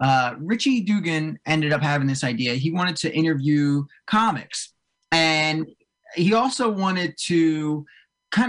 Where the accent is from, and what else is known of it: Cherry Hill, New Jersey, United States; born or raised there; now in North Jersey, United States